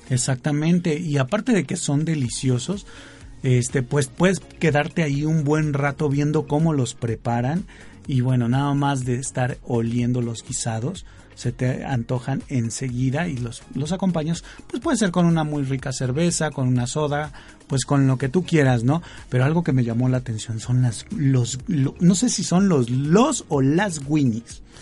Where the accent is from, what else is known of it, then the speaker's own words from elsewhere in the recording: Chihuahua, Mexico; y bueno, pues siendo chihuahuense, pues tenía que estar la famosa X, como diría Chabelo, en este maravilloso lugar.